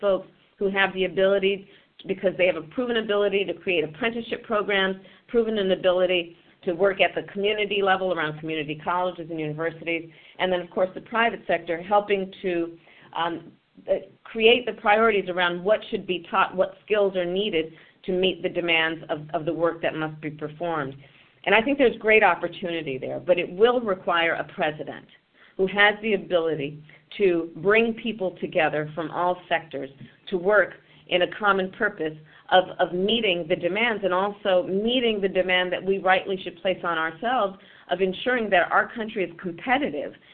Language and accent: English; California, United States; my home state of California